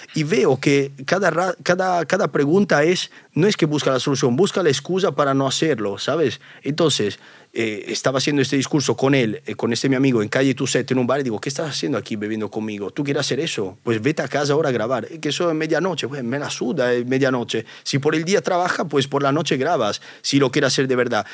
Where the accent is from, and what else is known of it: Italy; accent: Italian; Spanish is a second language; now in Spain